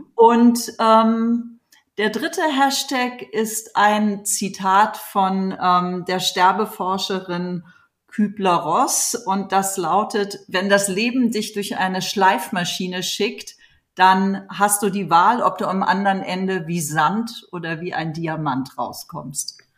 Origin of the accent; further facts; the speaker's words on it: Hamburg, Germany; moved away as an adult; also born or lived in New York / Los Angeles; now in Berlin, Germany; ich so als Kind in Hamburg im Kinderballett war